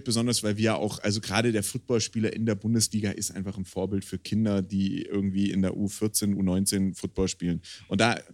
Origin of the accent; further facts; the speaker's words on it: Swabia, Germany; now in Bavaria, Germany; als Bayer, also als in Bayer lebender Schwabe